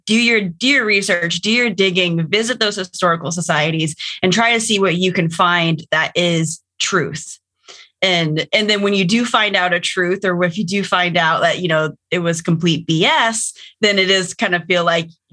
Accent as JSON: {"language": "English", "region": "Pacific Northwest", "country": "United States", "tie": "born or raised there", "said": "we have family in Georgia, but we grew up in the Pacific Northwest."}